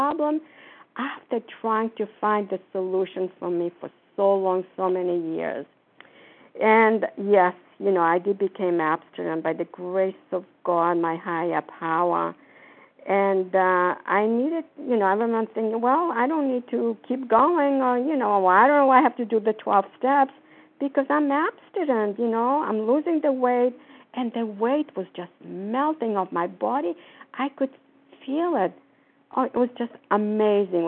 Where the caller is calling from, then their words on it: Florida, United States; I'm calling from Florida.